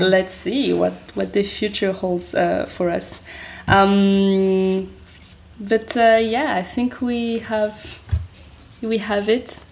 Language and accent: English; France; first language French; English is a second language; I'm French